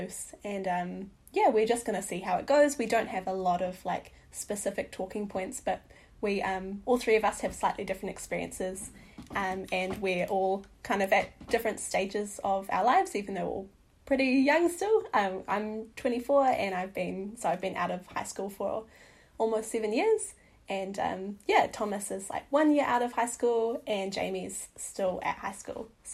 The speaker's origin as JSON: {"language": "English", "country": "New Zealand", "tie": "born or raised there", "also_born_or_lived": "Whangarei, New Zealand", "said": "I grew up in the Wairarapa and also in Whangarei."}